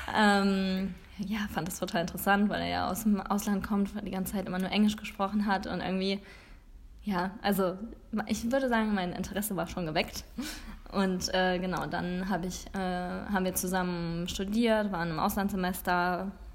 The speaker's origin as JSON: {"language": "German", "town": "Langfeld", "country": "Germany", "tie": "born or raised there", "also_born_or_lived": "Bremen", "said": "wir nach Langfeld gezogen sind, sind wir nach ein paar Jahren die Straße runtergezogen"}